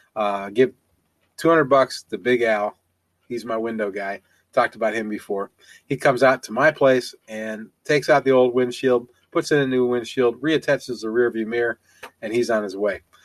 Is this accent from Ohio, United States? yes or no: yes; Ohio, United States; moved away; also born or lived in Tennessee; I'm also from Ohio